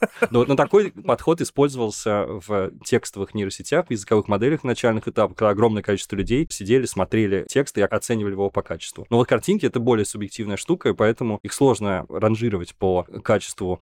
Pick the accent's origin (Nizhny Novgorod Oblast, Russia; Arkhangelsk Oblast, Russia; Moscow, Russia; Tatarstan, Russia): Nizhny Novgorod Oblast, Russia; Nizhny Novgorod; из моего родного города Горького